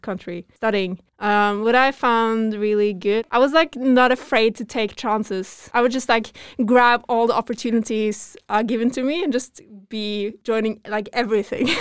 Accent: Norway; I'm from Norway. Growing up here

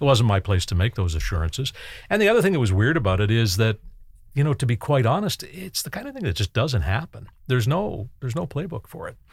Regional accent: Canada; I grew up in Canada in the nineteen sixties and nineteen seventies

